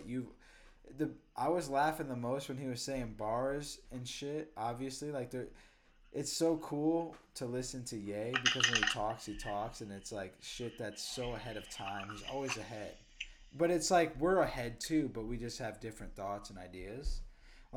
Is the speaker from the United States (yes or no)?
yes; Cedar Rapids, Iowa, United States; born or raised there; also born or lived in Austin, Texas; now in New York City, United States